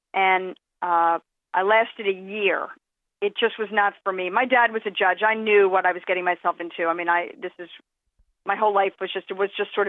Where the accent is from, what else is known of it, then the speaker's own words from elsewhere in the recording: Philadelphia, Pennsylvania, United States; I growing up in Philadelphia